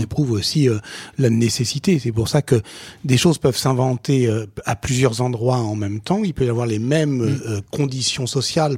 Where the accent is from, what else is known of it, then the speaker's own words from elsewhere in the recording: France; on est français